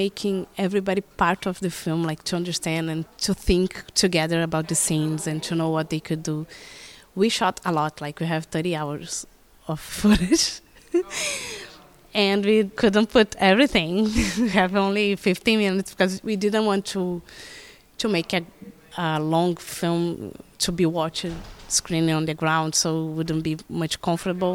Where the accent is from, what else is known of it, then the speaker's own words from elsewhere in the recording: Rio de Janeiro, Brazil; I'm from Rio de Janeiro, from South